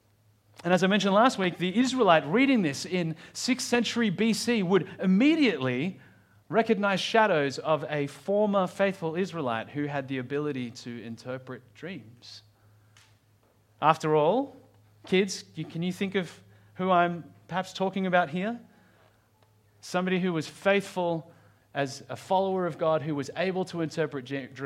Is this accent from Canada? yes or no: no; Australia; I don't really know how you'd pronounce that as an Australian.